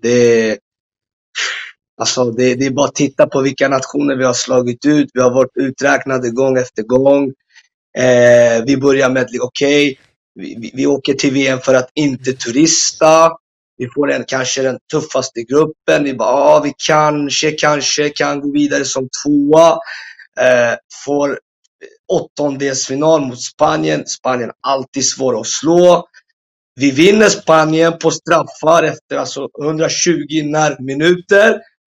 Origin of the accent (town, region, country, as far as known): Morocco